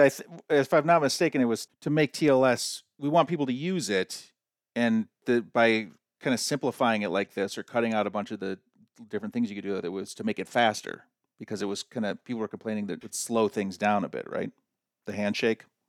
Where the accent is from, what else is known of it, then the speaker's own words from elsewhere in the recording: United States; we Americans